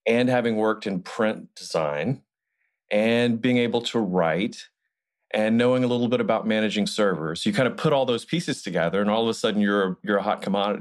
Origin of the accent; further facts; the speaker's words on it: Montgomery, Alabama, United States; I grew up in Alabama. I grew up in Montgomery, Alabama.